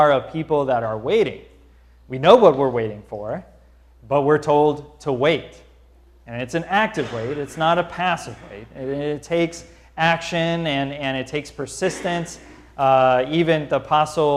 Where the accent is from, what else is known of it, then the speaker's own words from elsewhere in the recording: St. Louis, Missouri, United States; as a kid, growing up in Missouri